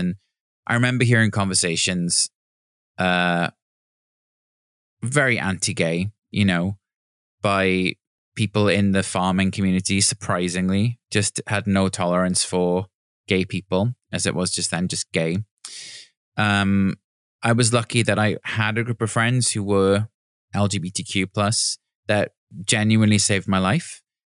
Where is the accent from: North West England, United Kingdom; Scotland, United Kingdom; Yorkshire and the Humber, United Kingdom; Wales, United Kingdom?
Wales, United Kingdom; Neath; I mean, in many ways, blessed because I was in the countryside and I had access to beaches and, you know, trees and greenery